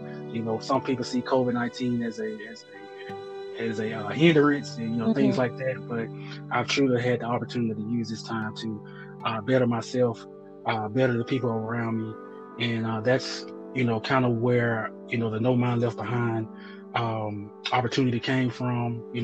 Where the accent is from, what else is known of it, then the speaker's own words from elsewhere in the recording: Birmingham, Alabama, United States; moved away as an adult; also born or lived in Normal, Alabama; now in Nashville, United States; I'm originally from Birmingham, Alabama.